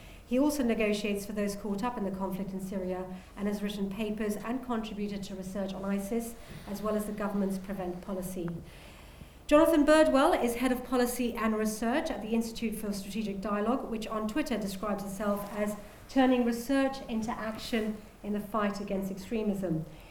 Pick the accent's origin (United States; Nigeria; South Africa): Nigeria; also born or lived in Pakistan / United Kingdom; I grew up between Nigeria, Pakistan, and the UK. And in fact, my hometown in Nigeria, where I spent about 5 or 6 years, is where Boko Haram's headquarters are now.